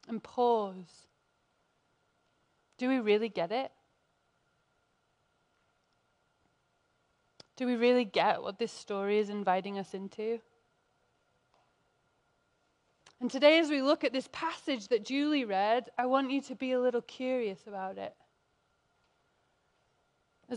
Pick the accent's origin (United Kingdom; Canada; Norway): United Kingdom; England; now in United States; as an English person